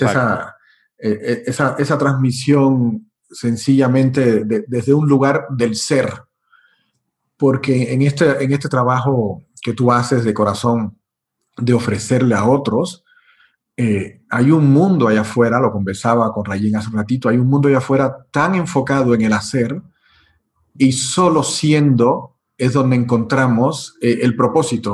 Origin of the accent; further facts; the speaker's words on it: Cuba; also born or lived in Europe; now in Mexico; donde nací en Cuba, eh, estoy en México